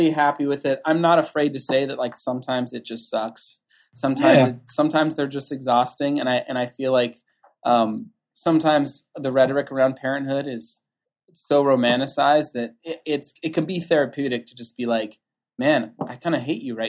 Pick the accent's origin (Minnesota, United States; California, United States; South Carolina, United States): California, United States; Southern; I grew up in Southern California